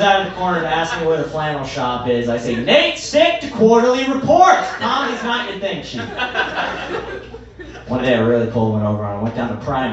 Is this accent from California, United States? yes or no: no; Melrose, Massachusetts, United States; now in Somerville, United States; I grew up on Orange Street